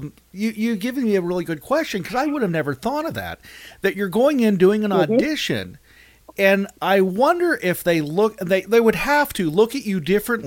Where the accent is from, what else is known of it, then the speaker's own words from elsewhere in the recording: Western Pennsylvania, United States; I'm from Western Pennsylvania, and I know I have one